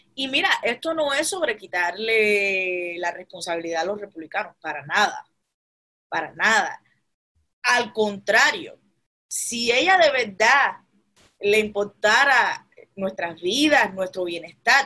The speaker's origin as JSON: {"language": "Spanish", "country": "Cuba", "tie": "born or raised there", "moved": "yes", "lives_now": "United States", "said": "en Cuba, donde yo nací"}